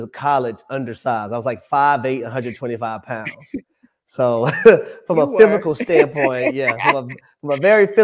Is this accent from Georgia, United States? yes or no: yes; Jonesboro, Georgia, United States; also born or lived in Tampa, Florida; I was born in Tampa, Florida, moved to Atlanta, the south side of Atlanta, when I was 4 years old. Grew up in Clayton County in Jonesboro